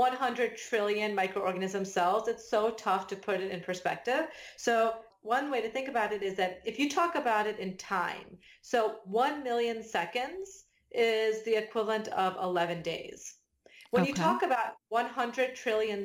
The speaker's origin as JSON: {"language": "English", "region": "Delaware", "country": "United States", "tie": "born or raised there", "also_born_or_lived": "Massachusetts / Illinois / North Carolina", "moved": "as an adult", "said": "I grew up in Delaware"}